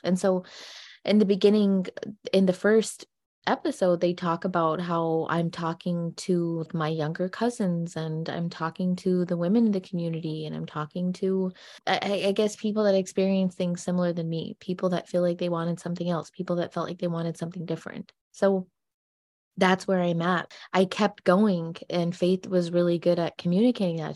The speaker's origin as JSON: {"language": "English", "country": "United States", "said": "we're only American gypsies"}